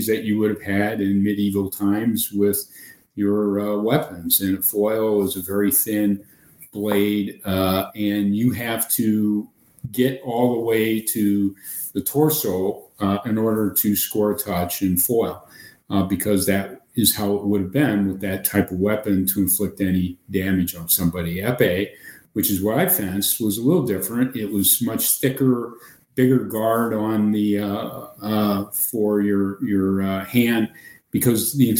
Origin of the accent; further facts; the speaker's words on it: Ohio, United States; moved away as an adult; now in Wisconsin, United States; I had the typical upbringing in small town Ohio